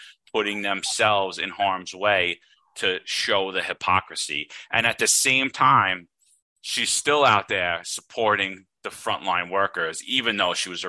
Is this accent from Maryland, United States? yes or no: no; New York City, New York, United States; I grew up poor in Brooklyn. I grew up in an Italian neighborhood in Brooklyn